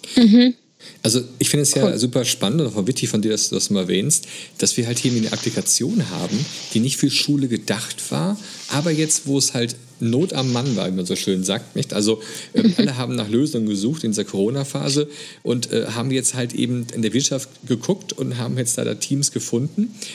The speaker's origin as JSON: {"language": "German", "country": "Germany", "said": "hier bei uns in Deutschland"}